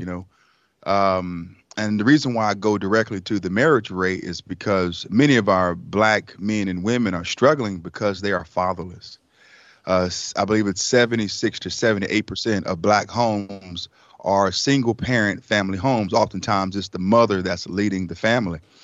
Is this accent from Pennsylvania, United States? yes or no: no; Raleigh, North Carolina, United States; also born or lived in Elizabeth City, North Carolina; at the age of five, uh, my mother brought us to Raleigh, North Carolina. And we lived in a shelter for about a year